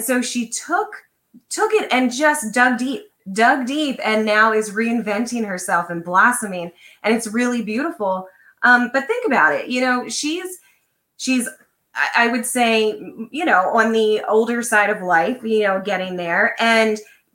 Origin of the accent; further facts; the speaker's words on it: Lancaster, Pennsylvania, United States; I grew up in Lancaster, Pennsylvania, which is very conservative